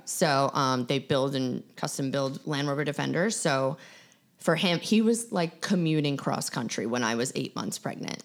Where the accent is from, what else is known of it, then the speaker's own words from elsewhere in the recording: Long Island, New York, United States; Growing up on Long Island